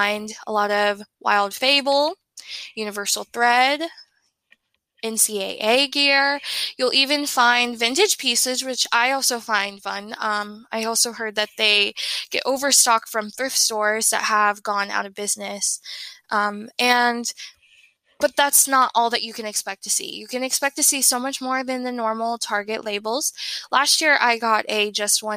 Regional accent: Tennessee, United States; I am from Tennessee

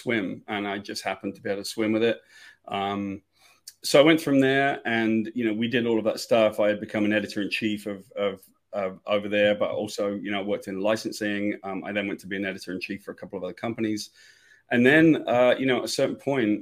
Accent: United Kingdom; moved away as an adult; now in United States; I'm from Great Britain and I came to the States when I was young. I was 20 years old.

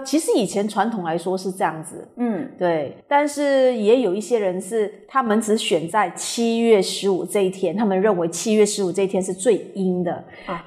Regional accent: Taiwan; moved away; 我小时候是在台湾长大的

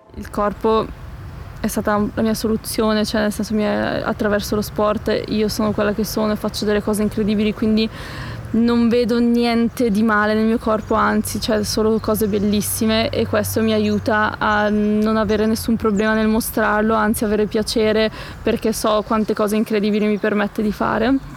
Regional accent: Palazzolo sull'Oglio, Lombardy, Italy; Siamo arrivati nel mio paese, a Palazzolo sull'Oglio

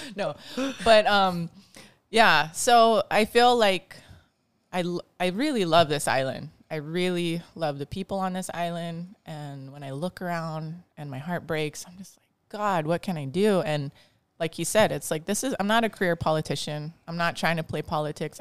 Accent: Bridgewood, Kauai, Hawaii, United States; I grew up in Bridgewood, and growing up in Bridgewood back, you know, a long time ago, I'm forty-two now, I was five when I lived there

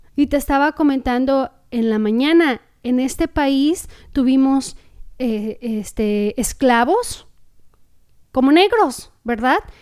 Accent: Mexico; moved away as an adult; now in Costa Mesa, United States; nuestro país

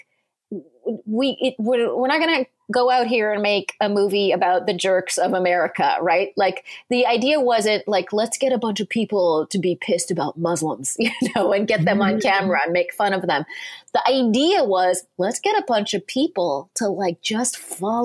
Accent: Southern California, United States; moved away; I grew up in Southern California

